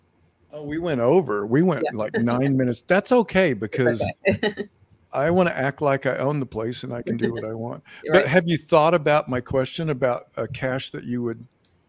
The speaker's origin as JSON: {"language": "English", "town": "Joplin", "region": "Missouri", "country": "United States", "said": "we're both from Joplin, Missouri."}